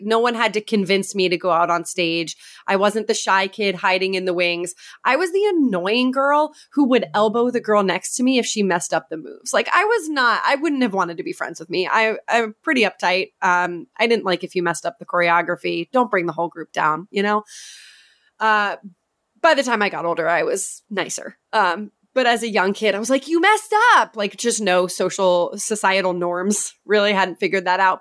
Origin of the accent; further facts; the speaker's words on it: New Hampshire, United States; moved away; I grew up in New Hampshire, which is where I am back living now